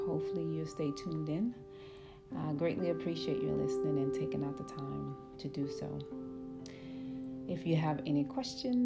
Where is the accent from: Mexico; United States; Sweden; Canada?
United States; New Orleans, Louisiana; I'm from the Ninth Ward and the Florida Project, like one of the worst projects in New Orleans. I was also born and raised there.